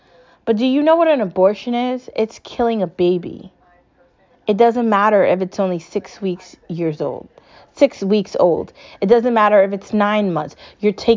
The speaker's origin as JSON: {"language": "English", "country": "United States", "said": "I'm an American and I'm proud"}